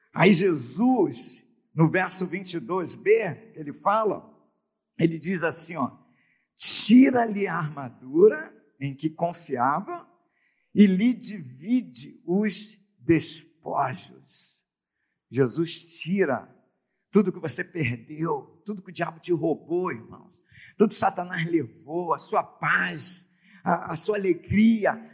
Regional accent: Brazil; nós somos é, brasileiros

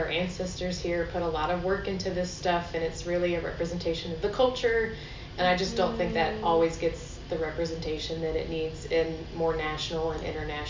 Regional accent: the South, United States; at least myself growing up in the South, I was always taught that, you know, because we're in the backwoods and we're sort of more of a conservative area

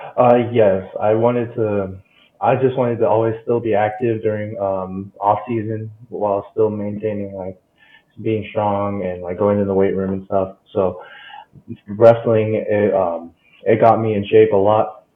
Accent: North Las Vegas, Nevada, United States; I'm from North Las Vegas, and I've actually been homeschooled all my life until sophomore year, um, when I started playing football here

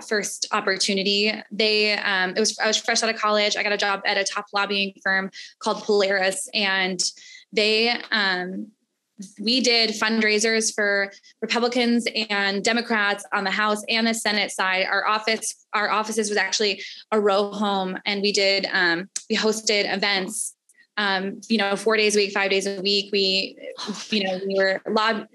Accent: Chicago, Illinois, United States; also born or lived in Washington, D.C.; I'm from Chicago and my family's from here

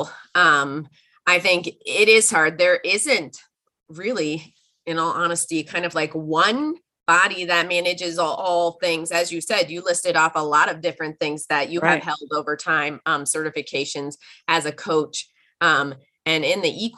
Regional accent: outside the San Francisco Bay Area, California, United States; I grew up outside of the San Francisco Bay Area.

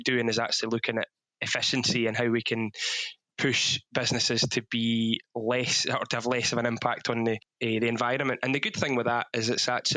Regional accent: Ayrshire, Scotland, United Kingdom; born or raised there

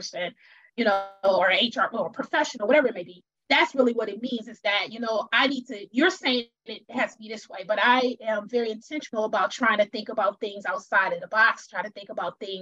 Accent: Wisconsin, United States; I'm originally from Wisconsin

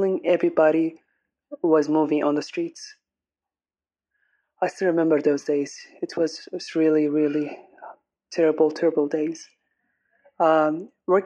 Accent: Aden, Yemen; I'm an English singer from Aden

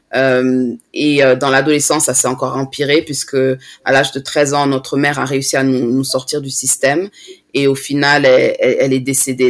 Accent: France; now in London, United Kingdom; je suis née en France

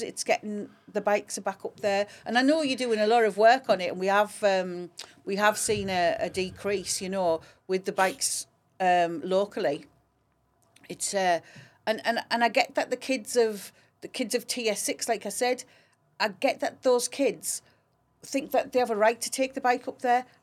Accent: Grangetown, North East England, United Kingdom; I grew up in Grange Town.

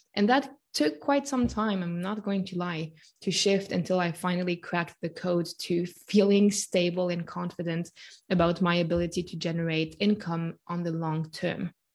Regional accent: Switzerland; born and raised in Switzerland

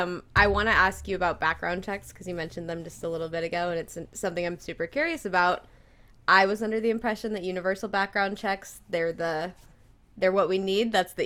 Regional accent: Nevada, United States; I grew up in Nevada. They're an open carry state.

